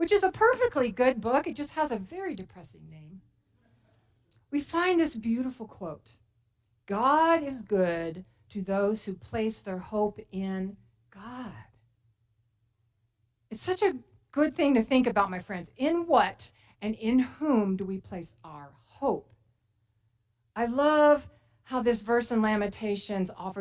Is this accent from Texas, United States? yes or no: yes; Texas, United States; moved away as an adult; now in Placerville, United States; I am very proud to be a Texan.